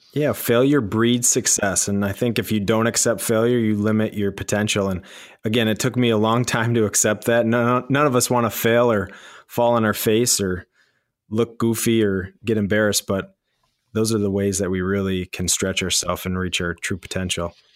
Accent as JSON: {"language": "English", "region": "Michigan", "country": "United States", "tie": "born or raised there", "said": "born and raised in Michigan"}